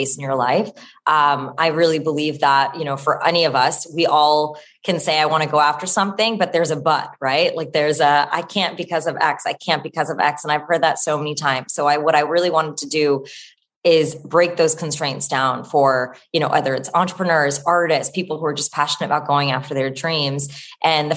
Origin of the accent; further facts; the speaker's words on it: New Jersey, United States; I grew up in New Jersey